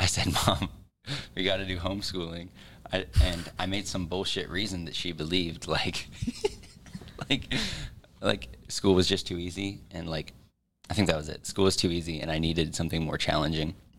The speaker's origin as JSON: {"language": "English", "town": "Kearney", "region": "Missouri", "country": "United States", "tie": "born or raised there", "said": "Born and raised in Kearney, Missouri"}